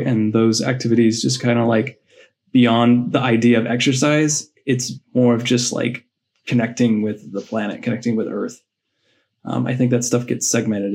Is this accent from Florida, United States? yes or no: no; Colorado, United States; I grew up in Colorado, so I was always like steeped in nature